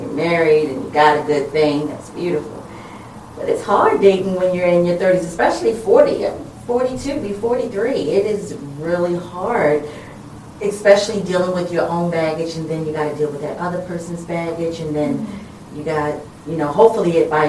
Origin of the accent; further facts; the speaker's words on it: Baltimore, Maryland, United States; I have lived here all my life, born and raised in West Baltimore